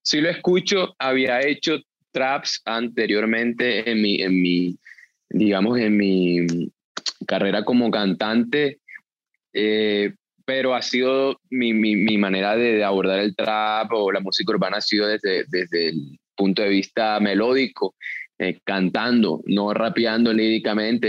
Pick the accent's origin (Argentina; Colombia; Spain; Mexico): Colombia; así somos los colombianos